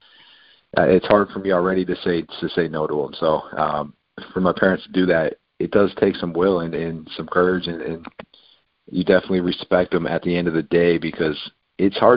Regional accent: Buffalo, New York, United States; I grew up five boys in Buffalo, New York

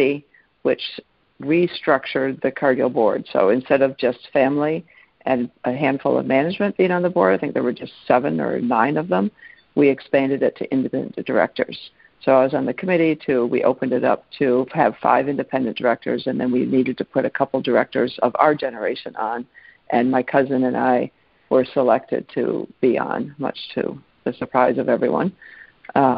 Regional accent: Minnesota, United States; born or raised there; also born or lived in Geneva, Switzerland

